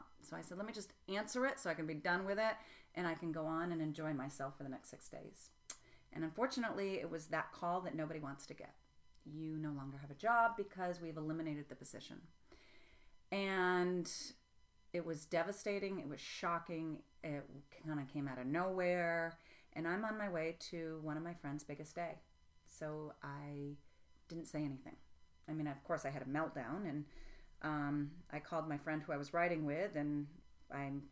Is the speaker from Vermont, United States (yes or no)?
yes; Vermont, United States; also born or lived in Tennessee; I grew up in Vermont